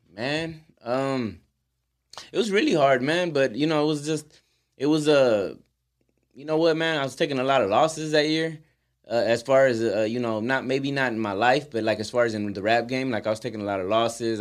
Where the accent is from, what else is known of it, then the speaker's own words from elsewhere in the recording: Houston, Texas, United States; we're from Houston